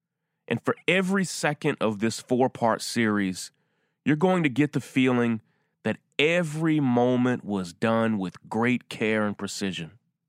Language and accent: English; Deep South, United States; In 1989, I was just 10 years old, and I was growing up in the Deep South.